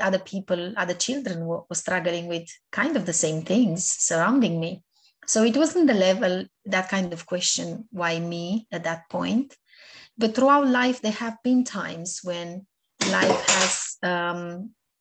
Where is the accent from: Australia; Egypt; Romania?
Romania; moved away; I was born back home in Romania. I was brought up in my first years of life by my grandparents